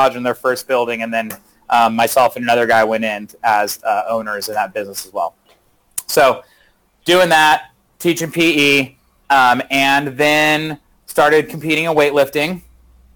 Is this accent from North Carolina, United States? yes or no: no; Manteca, California, United States; also born or lived in Modesto; now in Ripon, United States; I actually grew up in Manteca